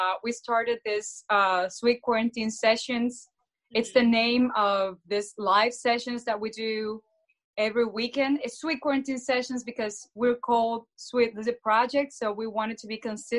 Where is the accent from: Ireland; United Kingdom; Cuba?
Cuba; moved away; And we came together from Cuba 3 years ago, and like a year and a half ago, we got this house together